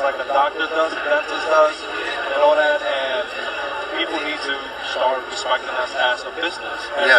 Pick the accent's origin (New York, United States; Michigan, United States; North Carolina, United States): New York, United States; New York City; I'm originally from the Bronx